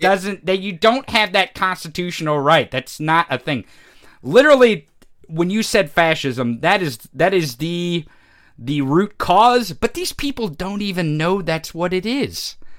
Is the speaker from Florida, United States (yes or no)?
no; Missouri, United States; we grew up in the Midwest. You're from Indiana. I'm from Missouri